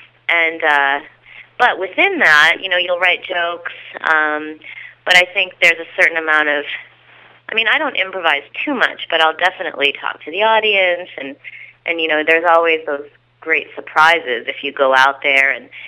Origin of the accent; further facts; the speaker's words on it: Illinois, United States; Oh, well, I'm from Illinois, so they all kind of talk like that, like a version of Sarah Palin is how everybody where I'm from talks.